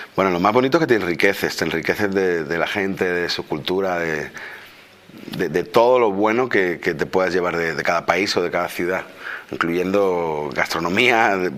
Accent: Spain

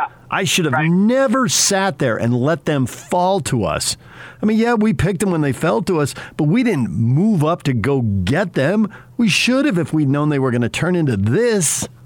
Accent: San Diego, California, United States; moved away; When I was a kid in San Diego

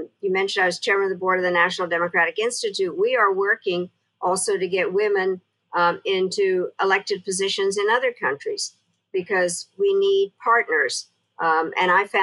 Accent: Czechia; now in United States; I was born in Czechoslovakia

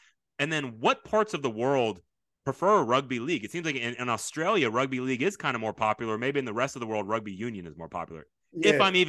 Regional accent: Houston, Texas, United States; I grew up in Houston, Texas, one of the biggest cities, you know, the fourth or fifth biggest city in the United States.

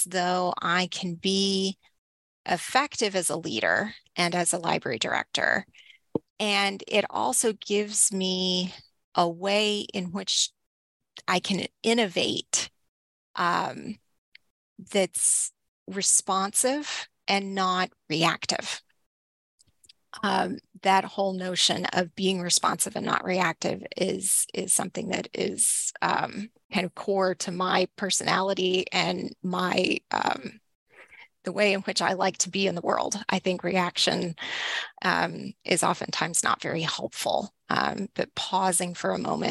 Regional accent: Northeast Texas, United States; now in Lancaster, United States; I grew up in Northeast Texas

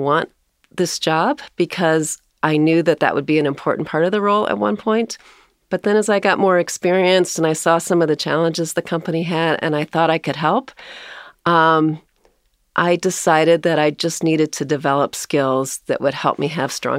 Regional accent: South Bend, Indiana, United States; also born or lived in Fort Worth, Texas; I was born in Fort Worth, Texas. I have three brothers, so I'm the third of four. My dad, my parents moved from Texas to South Bend, Indiana when I was five, so

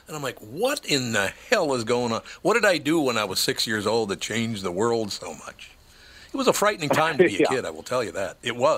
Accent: Minneapolis, Minnesota, United States; I grew up in North Minneapolis. Of course I'd go.

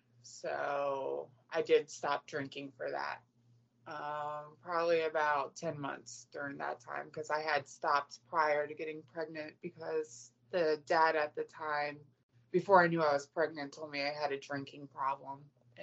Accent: Virginia, United States; In Virginia.

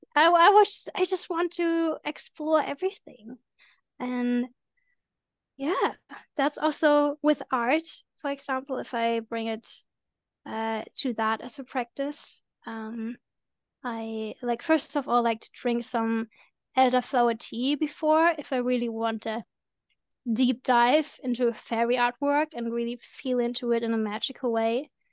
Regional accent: Germany; I'm from Germany

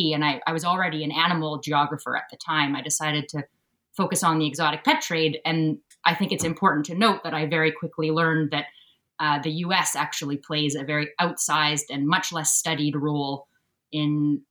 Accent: Sooke, British Columbia, Canada; moved away as an adult; also born or lived in Vancouver, Canada; I'm speaking to you from Sooke, the territory of the Sauk Nation, and this is where I grew up on Vancouver Island. That's where I'm from.

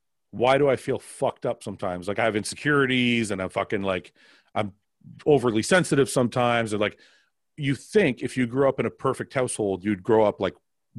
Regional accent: Windsor, Ontario, Canada; I grew up in Windsor.

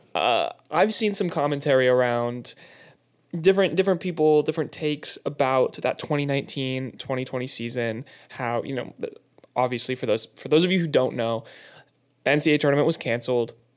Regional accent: West Coast, United States; moved away; I'm from the West Coast

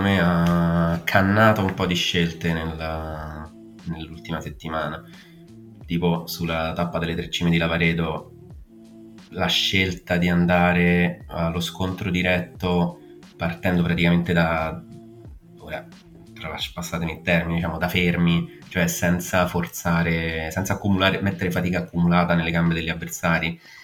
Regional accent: outside the Rome ring road, Lazio, Italy; sono fuori dal raccordo anulare

